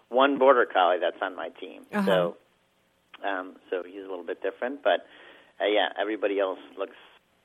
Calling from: Jericho, Vermont, United States; I'm calling from Jericho, Vermont.

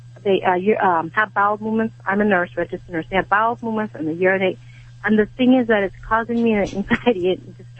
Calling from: Covina, California, United States; I'm in Covina, California.

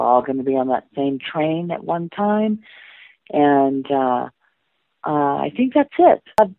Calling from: Los Angeles, California, United States; I am calling from Los Angeles.

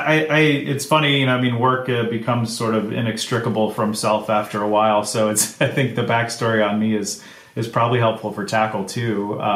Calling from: Bend, Oregon, United States; I am in Bend, Oregon.

